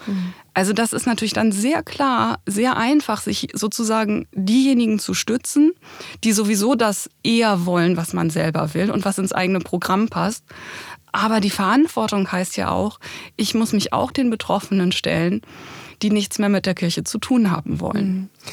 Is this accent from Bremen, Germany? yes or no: yes; Bremen, Germany; Also ich komme ja aus Bremen